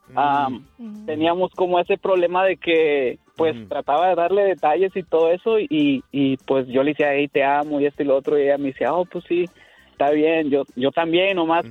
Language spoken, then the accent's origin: Spanish; Mexico; now in United States; yo soy de México